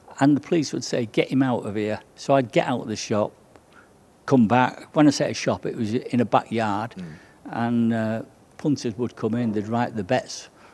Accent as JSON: {"language": "English", "town": "Salford", "region": "North West England", "country": "United Kingdom", "tie": "born or raised there", "said": "I come from Salford, from the Oddsall district of Salford, which is considered or was considered one of the hardest places in Salford."}